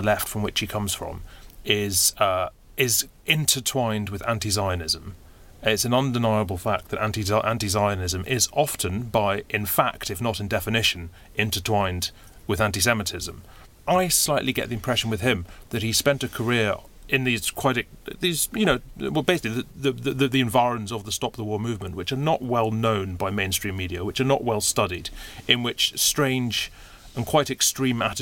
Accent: Edinburgh, Scotland, United Kingdom; I'm from Edinburgh

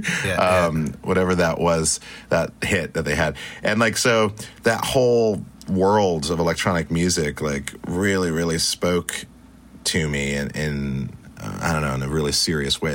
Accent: Great Falls, Montana, United States; also born or lived in Stuttgart, Germany / Spain / Italy; I grew up in Montana

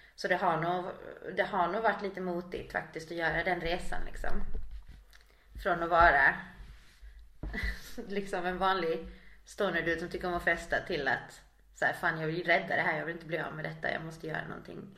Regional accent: Kramfors, Västernorrland County, Sweden; born or raised there; also born or lived in Valparaíso, Chile

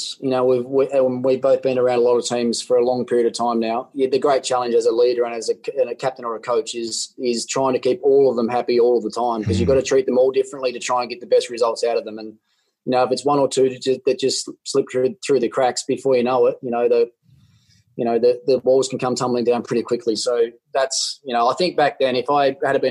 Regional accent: Australia; As an Australian cricketer or as an Australian cricket captain

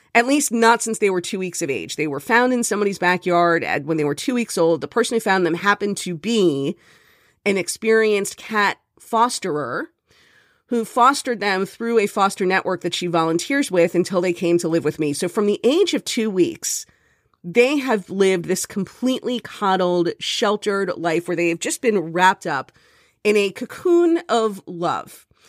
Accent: Miami, Florida, United States; now in Jersey City, United States; I'm from Miami

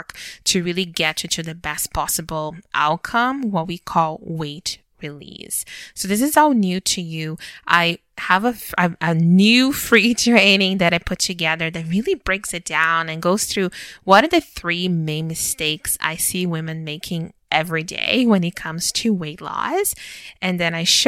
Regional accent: Brazil; moved away as an adult; now in Canada; So I was born and raised in Brazil. And I lived there until I was 21 years old

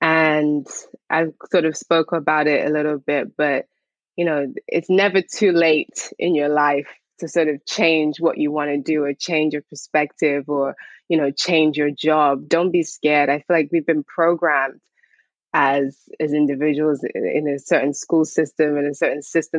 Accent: St. Lucia; also born or lived in Barbados; I'm from St. Lucia and Barbados.

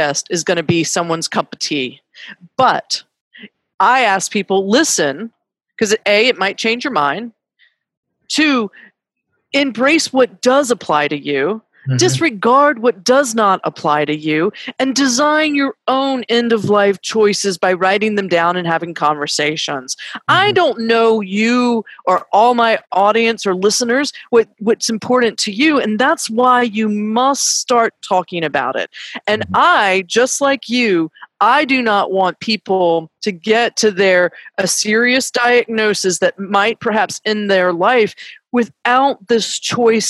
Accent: North Carolina, United States; moved away; North Carolina, no matter where I'm at, is always going to be my home state

